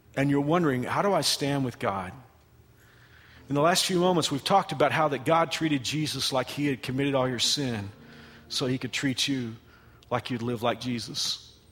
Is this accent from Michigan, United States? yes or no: no; Texas, United States; now in Kansas, United States; I am from Texas. Kansas is my home.